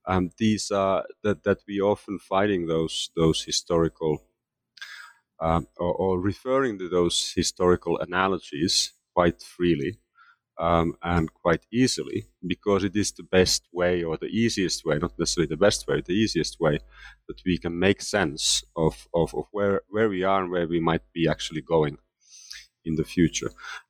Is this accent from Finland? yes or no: yes; Finland; moved away as an adult; now in United States; Yes, so I am originally from Finland, and I left Finland to pursue graduate studies in the United States in the late 1980s, just as the Cold War was coming to an end.